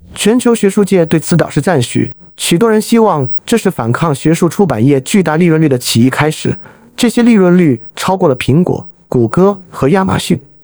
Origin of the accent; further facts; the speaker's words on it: China; 作为一个中国人